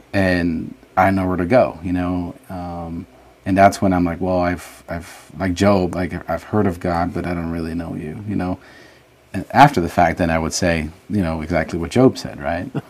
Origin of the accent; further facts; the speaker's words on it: Los Angeles, California, United States; also born or lived in San Salvador, El Salvador; we just kind of made California, Los Angeles area our home